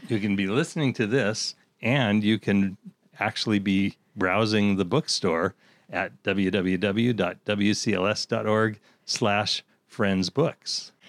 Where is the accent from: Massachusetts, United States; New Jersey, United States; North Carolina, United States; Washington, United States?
Washington, United States; Seattle; growing up in South End of Seattle